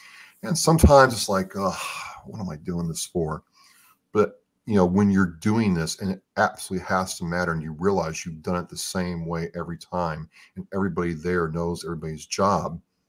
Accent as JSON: {"language": "English", "country": "United States", "said": "I love being American."}